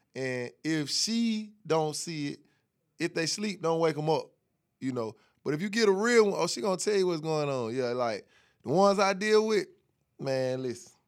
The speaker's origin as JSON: {"language": "English", "town": "Atlanta", "region": "Georgia", "country": "United States", "said": "I'm from Atlanta"}